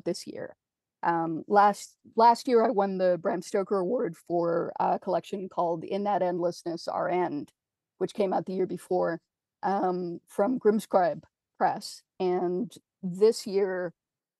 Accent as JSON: {"language": "English", "country": "Canada"}